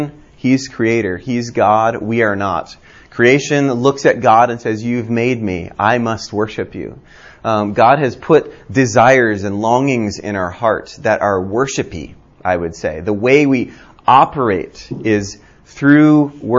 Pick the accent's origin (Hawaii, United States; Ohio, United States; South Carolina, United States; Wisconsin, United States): Hawaii, United States; now in Birmingham, Alabama, United States; I grew up in Hawaii and thought I was Asian until I left Hawaii.